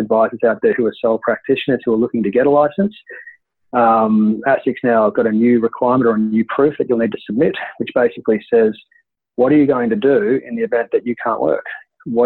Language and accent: English; Queensland, Australia; I grew up in Queensland and I was living on the coast